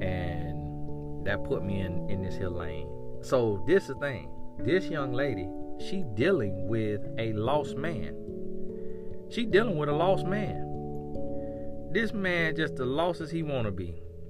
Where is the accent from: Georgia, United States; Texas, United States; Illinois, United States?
Texas, United States; El Paso; born there; So I was born in El Paso, Texas, because my dad was in the military.